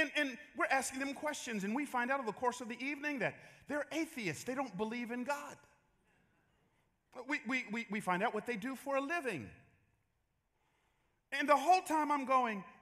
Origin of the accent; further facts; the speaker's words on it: Atlanta, Georgia, United States; now in San Jose, United States; I grew up in Atlanta in the 80s